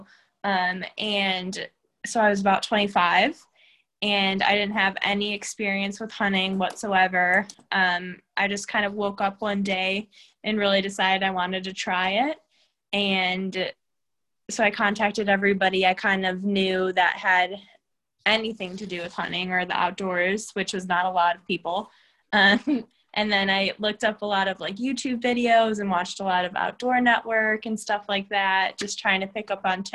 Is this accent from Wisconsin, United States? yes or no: no; Cleveland, Ohio, United States; now in Nashville, United States; I'm originally from Cleveland, Ohio. I live in Nashville, Tennessee right now